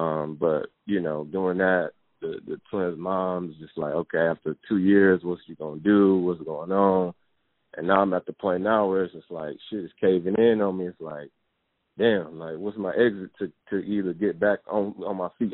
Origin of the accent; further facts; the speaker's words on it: Saginaw, Michigan, United States; moved away as an adult; now in Dallas, United States; Born and raised Saginaw, Michigan. Mm-hmm. I'm 27 years old. You know, I come from a two-parent household or whatever, and relocated out here to Dallas, Texas.